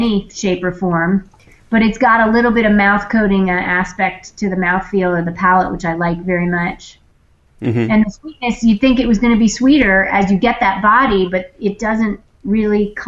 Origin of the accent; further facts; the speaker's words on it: Maryland, United States; when I was little, I grew up in Maryland